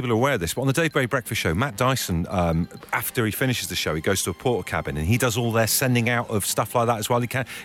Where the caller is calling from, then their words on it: Essex, East of England, United Kingdom; I'm calling from Essex.